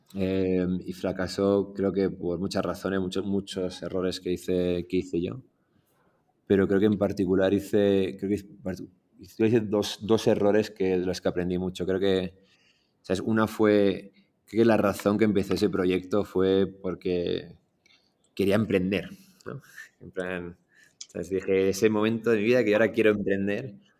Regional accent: Madrid, Community of Madrid, Spain; moved away as an adult; also born or lived in Iran / London, United Kingdom; now in Mexico; yo crecí en Madrid, por eso el acento.

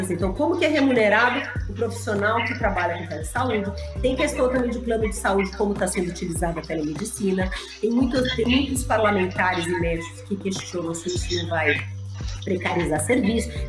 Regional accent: São Paulo, Brazil; Olha, eu posso, eu sou de São Paulo, eu posso atender uma pessoa lá no Amapá?

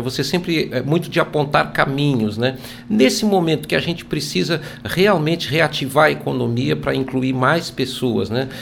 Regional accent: Brazil; nossa saga como brasileiros

